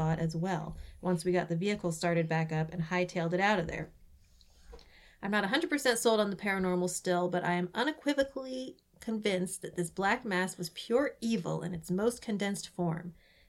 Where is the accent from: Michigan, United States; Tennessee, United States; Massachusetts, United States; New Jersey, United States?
Massachusetts, United States; New Bedford; born or raised there